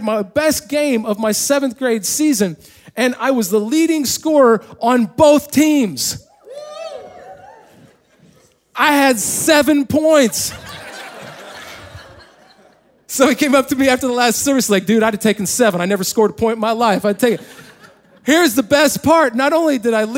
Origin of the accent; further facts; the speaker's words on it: Indiana, United States; moved away; also born or lived in California; we actually won the small county tournament in the little county that I grew up in Indiana